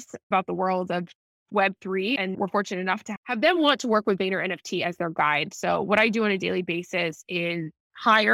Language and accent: English; Nashville, Tennessee, United States; also born or lived in San Diego / Bay Area / New York / Singapore; now in Miami, United States; I am originally from Nashville, Tennessee, so Southern girl at heart